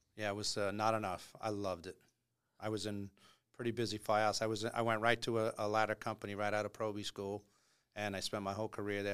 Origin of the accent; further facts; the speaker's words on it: Long Island, New York, United States; I grew up on Long Island